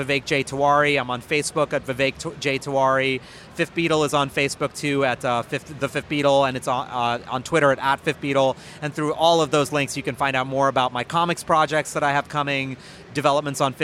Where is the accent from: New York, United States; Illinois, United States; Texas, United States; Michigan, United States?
New York, United States; Ever since I was a kid growing up in New York